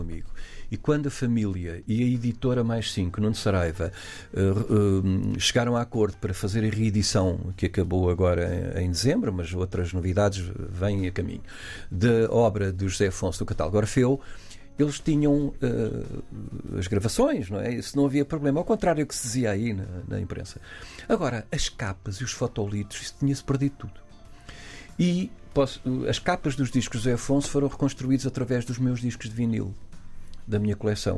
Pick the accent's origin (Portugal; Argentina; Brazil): Portugal; somos portugueses